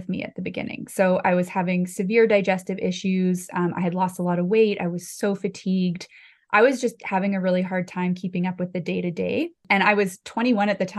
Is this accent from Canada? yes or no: yes; Summerland, British Columbia, Canada; my hometown of Summerland in the Okanagan